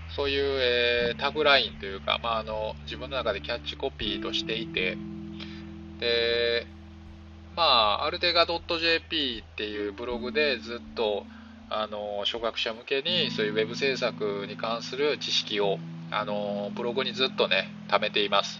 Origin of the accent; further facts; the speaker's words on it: Sakai, Osaka, Japan; moved away as an adult; now in Tokyo, Japan; ずっと大阪の堺で生まれてから、まあえー、26歳ぐらいまではね